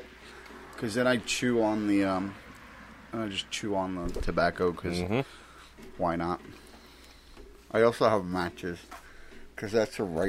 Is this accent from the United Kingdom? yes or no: no; Hackensack, New Jersey, United States; Oh, yeah. Well, I have to put out New Jersey. Yeah. Because that's where I'm from, and I am the epitome of the New Jersey asshole.